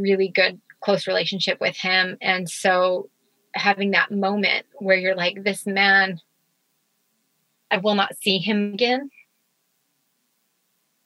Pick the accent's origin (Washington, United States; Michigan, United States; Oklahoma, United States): Washington, United States; Spokane; moved away; also born or lived in Utah; I'm from Spokane, Washington